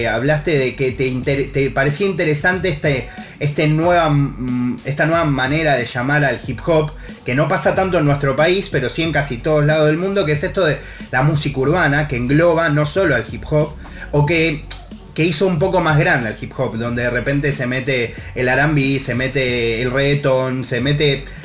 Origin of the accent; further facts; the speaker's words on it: Argentina; mi país.